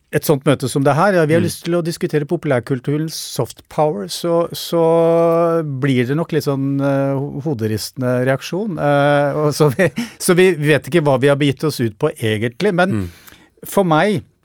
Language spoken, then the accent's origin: Norwegian; Norway; i nabolaget der jeg vokste opp, rett utenfor Oslo